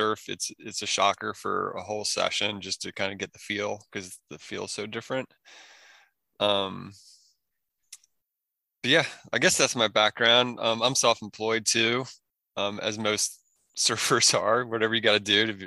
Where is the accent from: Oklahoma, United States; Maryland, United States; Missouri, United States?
Maryland, United States; moved away as an adult; also born or lived in Oregon / Northern California; I grew up in Maryland in the boonies, totally out in the sticks.